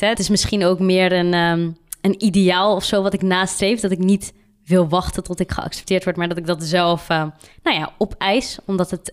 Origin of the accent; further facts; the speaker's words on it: Randstad, Netherlands; now in Tilburg, Netherlands; Ik kom meer uit de Randstadkant, zeg maar. En eh, ik ben hierheen verhuisd.